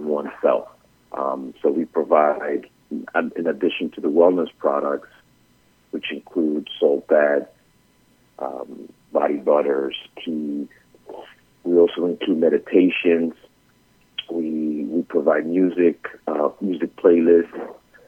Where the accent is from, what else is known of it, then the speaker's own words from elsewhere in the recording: New York City, New York, United States; also born or lived in Bogotá, Colombia; I was born in Bogota, but raised in Brooklyn